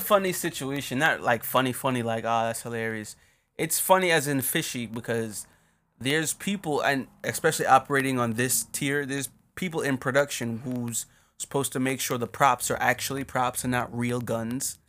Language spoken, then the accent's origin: English; Jamaica; moved away; we're obviously from Jamaica